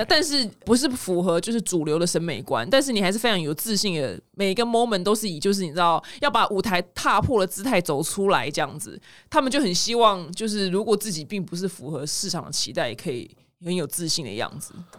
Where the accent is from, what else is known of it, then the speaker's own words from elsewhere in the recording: Taiwan; 我们台湾人